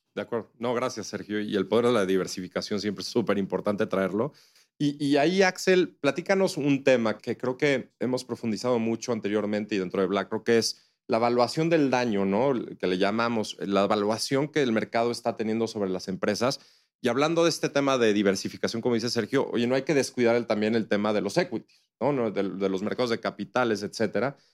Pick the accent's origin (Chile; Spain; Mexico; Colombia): Mexico; como mexicanos y como inversionistas